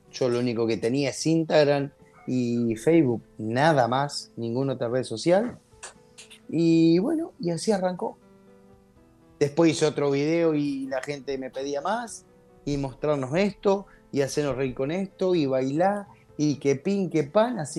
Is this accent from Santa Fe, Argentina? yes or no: no; Pergamino, Buenos Aires Province, Argentina; born there; Pergamino, bueno, yo nací acá, en Pergamino. Pergamino está en la provincia de Buenos Aires.